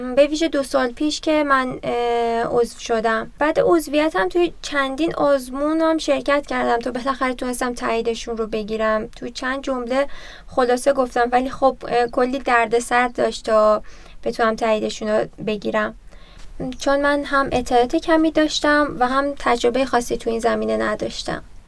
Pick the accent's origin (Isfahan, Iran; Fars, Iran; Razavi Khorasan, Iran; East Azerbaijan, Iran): East Azerbaijan, Iran; Tabriz; now in Tehran, Iran; توی تبریز به دنیا اومدم اما ساکن تهرانم